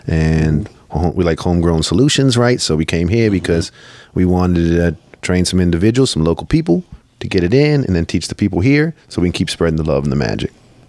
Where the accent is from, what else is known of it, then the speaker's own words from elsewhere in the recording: Kansas, United States; born there; Yeah, well, not. I was born here in the States. I was born in Kansas, actually.